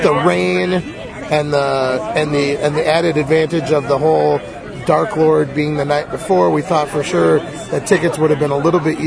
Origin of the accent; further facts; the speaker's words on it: Rockford, Illinois, United States; We're from Rockford